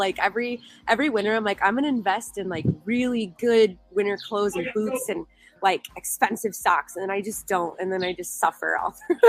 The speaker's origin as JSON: {"language": "English", "town": "Chicago", "region": "Illinois", "country": "United States", "tie": "born or raised there", "said": "every year of my life, I've trudged through the winter and I hate it."}